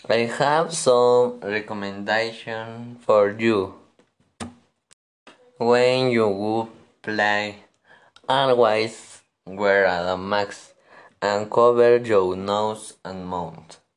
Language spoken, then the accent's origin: English; Puno, Peru; English is a second language; I am 14 years old. I am from Puno.